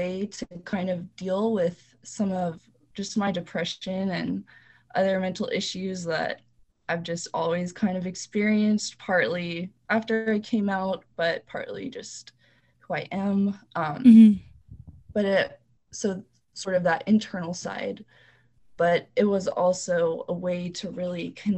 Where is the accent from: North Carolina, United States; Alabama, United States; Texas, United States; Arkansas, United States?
Arkansas, United States; Conway; now in Kansas City, United States; I grew up in Conway, Arkansas, which is a small, pretty southern town.